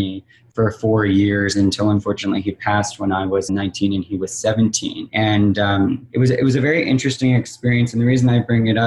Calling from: Los Angeles, California, United States; I'm calling from Los Angeles. I'm based in Los Angeles

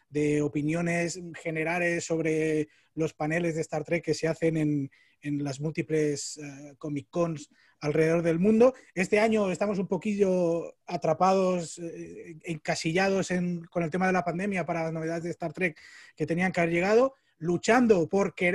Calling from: Spain; ¿vale? Saludos desde España. Eh, aquí son las 8 y 10 de la, noche.

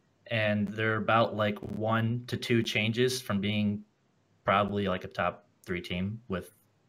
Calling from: Detroit, Michigan, United States; I'm calling from the best city ever, Detroit.

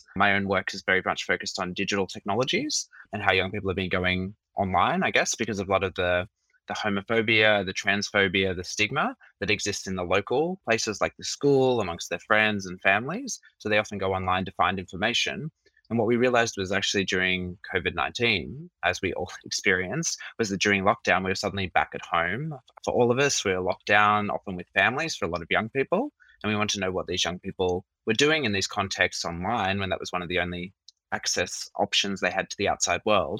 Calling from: Sydney, New South Wales, Australia; Yes, me as well. Not so sunny Sydney today.

